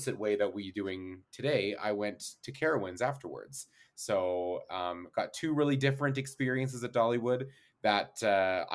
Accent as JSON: {"language": "English", "country": "Canada", "tie": "born or raised there", "said": "I grew up in the Canadian Rockies section of Canada"}